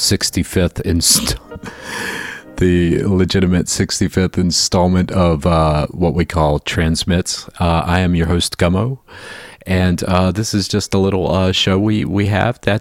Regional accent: Florida, United States; now in Chicago, United States; growing up in Florida

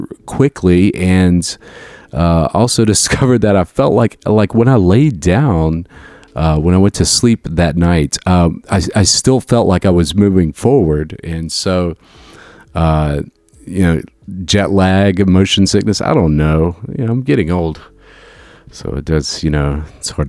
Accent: Jacksonville, United States; moved away; also born or lived in Chicago; back in my hometown

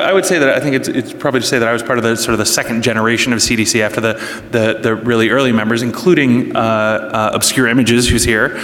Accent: outside of Boston, Massachusetts, United States; I grew up outside of Boston

